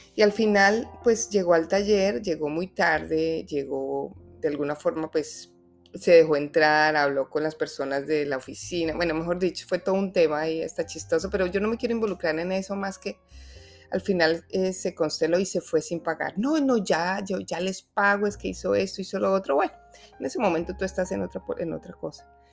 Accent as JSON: {"language": "Spanish", "region": "Bogotá", "country": "Colombia", "moved": "yes", "said": "honro mi tierra, mi ciudad Bogotá"}